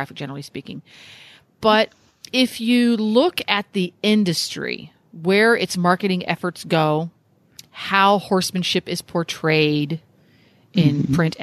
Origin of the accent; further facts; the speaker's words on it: Pennsylvania, United States; moved away as an adult; also born or lived in New England / Massachusetts; now in Ocala, United States; I grew up in the mid-Atlantic. I grew up in Pennsylvania